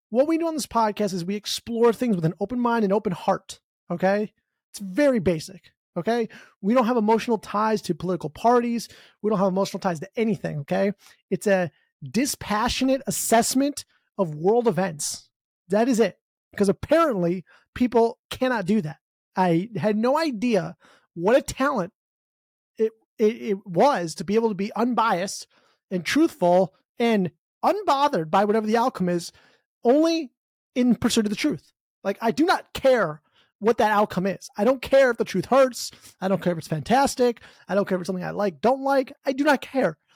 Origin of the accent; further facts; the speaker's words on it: United States; I'm from America